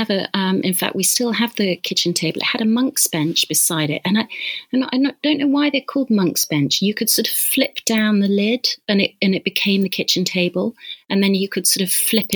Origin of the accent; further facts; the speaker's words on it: Leamington Spa, West Midlands, United Kingdom; I grew up in Leamington Spa in Warwickshire